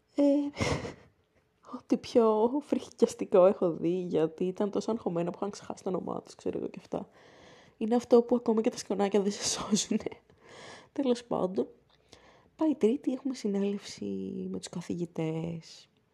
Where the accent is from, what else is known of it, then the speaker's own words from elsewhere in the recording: Athens, Attica, Greece; στην πόλη μου, την Αθήνα